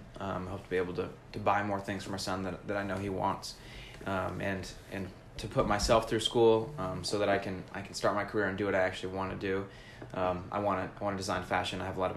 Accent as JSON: {"language": "English", "town": "Atlanta", "region": "Georgia", "country": "United States", "tie": "born or raised there", "said": "So I grew up in Atlanta with my mom. She was single."}